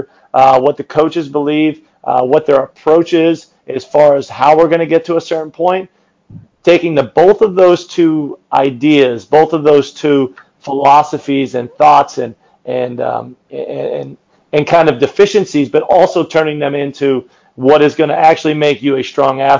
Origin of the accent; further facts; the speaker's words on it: Northeast Pennsylvania, United States; now in Indiana, United States; I grew up in Northeast Pennsylvania